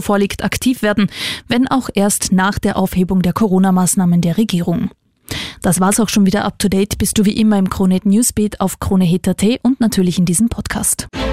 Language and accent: German; Austria; Bei uns in Österreich